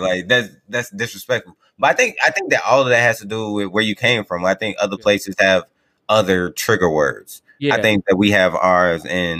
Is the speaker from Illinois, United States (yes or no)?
yes; Chicago, Illinois, United States; I'm from Chicago.